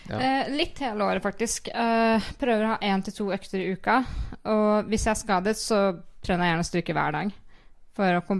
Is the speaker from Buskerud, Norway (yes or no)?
no; Kviteseid, Vestfold og Telemark, Norway; now in Skien, Norway; Jeg har rydda sti hjemme i Kviteseid mens jeg har vært skada.